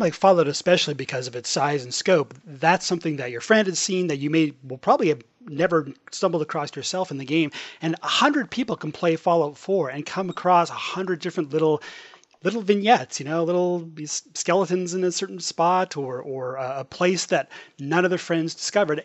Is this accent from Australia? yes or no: no; Edmonton, Alberta, Canada; now in Toronto, Canada; I am originally from Edmonton, Alberta